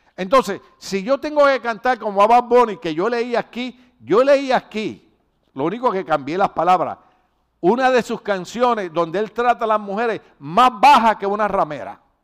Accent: Puerto Rico; moved away; los de Puerto Rico no podemos oír la canción

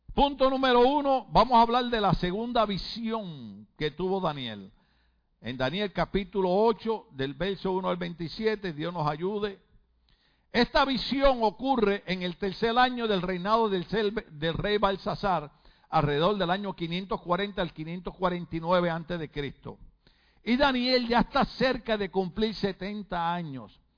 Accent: Puerto Rico; moved away; en mi país por muchos años, a pesar de que yo venía de un partido revolucionario que creía en la independencia de Puerto Rico

